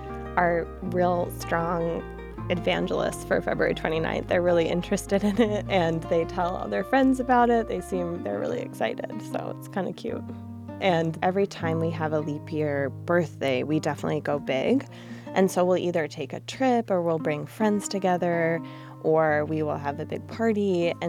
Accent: Michigan, United States; moved away; also born or lived in New York City; I grew up in a small town, and so I grew up kind of never knowing anyone who had my exact same birthday. And so the fact that Aaron was born in Rhode Island, I was born in Michigan, and here we were meeting in New York City

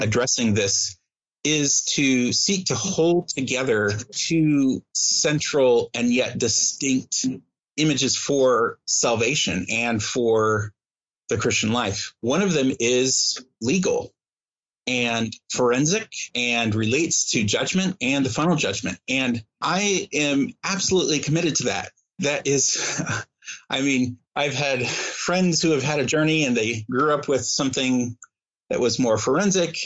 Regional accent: Midwest, United States; growing up in the Midwest

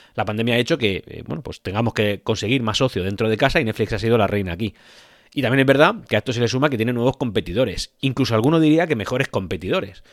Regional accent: Spain; en mi país, en España

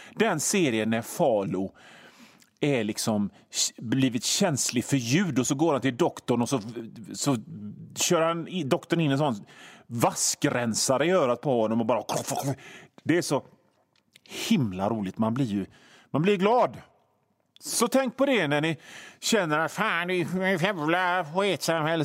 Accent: Hönö, Västra Götaland, Sweden; jag kommer ifrån Hönö och det är ett gammalt fiskarsamhälle

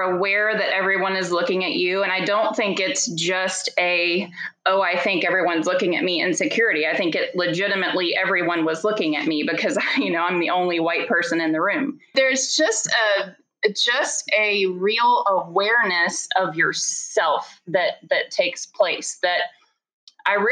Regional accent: the South, United States; I grew up in the South

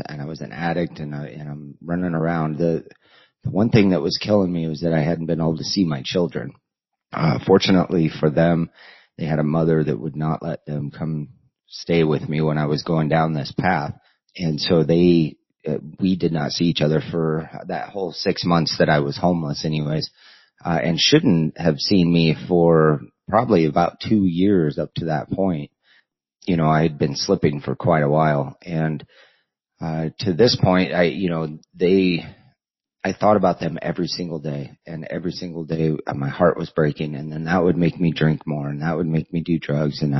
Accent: Colorado, United States; moved away as an adult; also born or lived in Nebraska; Colorado, my hometown area

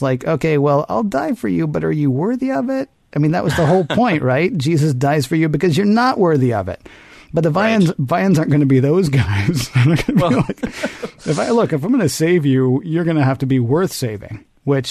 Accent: the South, United States; I'm from the South

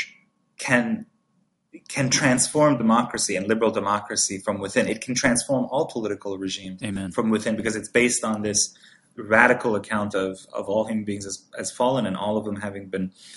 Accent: Iran; now in United States; I was born and raised in Iran

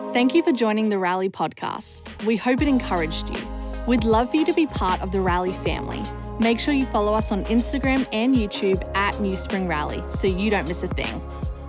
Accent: Australia; moved away as an adult; now in Anderson, United States; We moved from Australia three years ago um, and called Anderson home

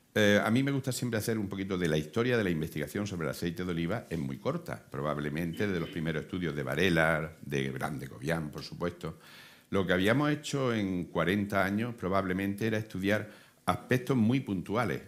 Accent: Córdoba, Andalusia, Spain; yo vengo de Córdoba

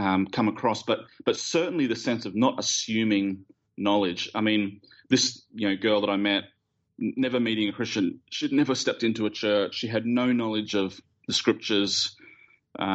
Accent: Australia; we're Australian

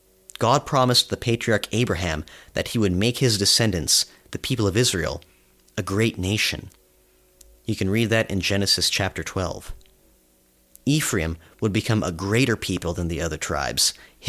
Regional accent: British Columbia, Canada; first language Serbo-Croatian; moved away as an adult; now in United Kingdom; I've been living in the United Kingdom for about 2 years now, but I was born on the Pacific coast of Canada, on the other side of the world from Buckingham Palace. My home province may be the former colony of British Columbia

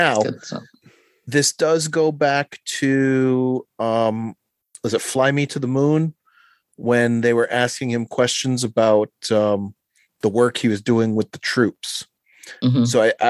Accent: Brooklyn, New York, United States; Representing Queens. I was raised out in Brooklyn.

